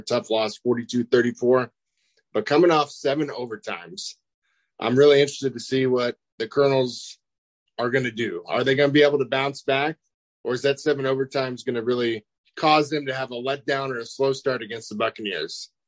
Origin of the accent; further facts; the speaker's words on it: Kansas, United States; I'm from Kansas